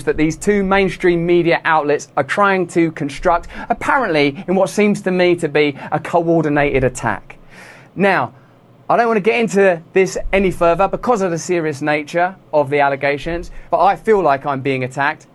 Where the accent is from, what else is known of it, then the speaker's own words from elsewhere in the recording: England, United Kingdom; I'm English